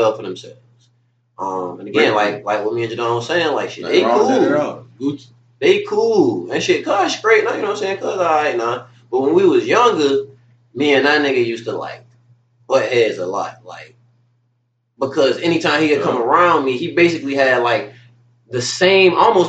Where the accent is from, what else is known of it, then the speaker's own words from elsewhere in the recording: Pooler, Georgia, United States; also born or lived in Garden City, Georgia; I grew up basically living in Pooler. We moved out of Garden City when I was like 2 or 3 years old. So for as long as I can remember, we lived in Pooler. But my whole childhood, I was in Garden City.